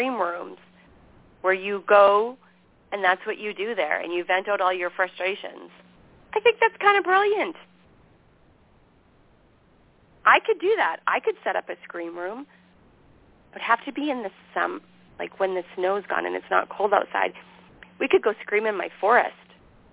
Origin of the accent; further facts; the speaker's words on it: Canada; moved away as an adult; also born or lived in Montana; here I am from Canada, naive